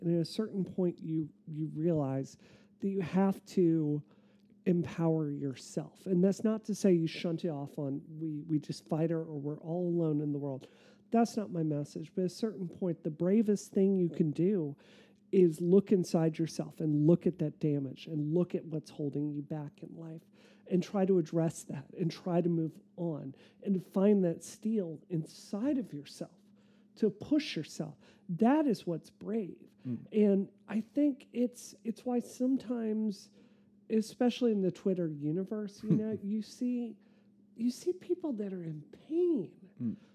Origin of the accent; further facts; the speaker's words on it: Mississippi, United States; moved away; also born or lived in Massachusetts; I grew up in Mississippi.